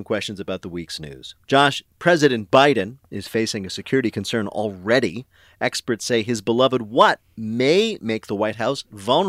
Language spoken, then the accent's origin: English; New Jersey, United States; Now, I am from New Jersey, as I occasionally mention.